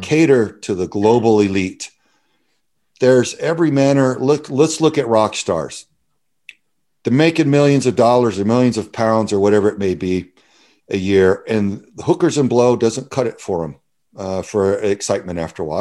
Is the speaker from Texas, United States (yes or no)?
yes; Southern Texas, United States; I grew up in Southern Texas